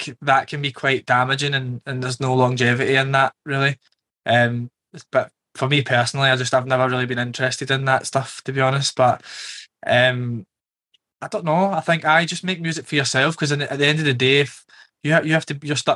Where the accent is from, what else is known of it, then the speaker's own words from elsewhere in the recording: Glasgow, Scotland, United Kingdom; now in London, United Kingdom; growing up in Glasgow